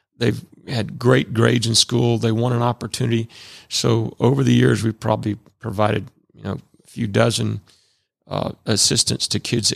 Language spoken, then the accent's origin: English; Chamblee, Georgia, United States; also born or lived in Alpharetta, Georgia; I grew up in Chamblee, Georgia, when Chamblee was way out back in the 50s and 60s.